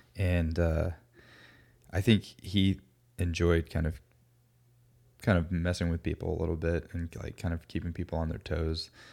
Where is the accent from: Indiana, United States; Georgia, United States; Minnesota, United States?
Georgia, United States; Alpharetta; also born or lived in Florida / Athens, Georgia; I grew up in the Atlanta area, like the suburbs